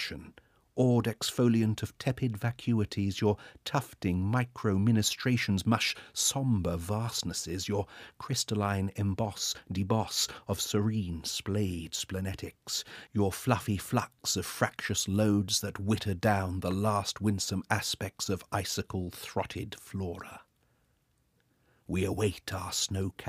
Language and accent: English; Swanage, South West England, United Kingdom; moved away as an adult; I was living and working in Swanage, my hometown.